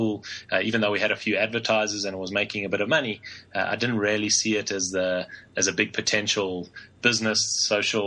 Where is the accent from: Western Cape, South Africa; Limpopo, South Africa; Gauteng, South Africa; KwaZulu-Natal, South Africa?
Gauteng, South Africa; Johannesburg; Born and raised in Johannesburg in South Africa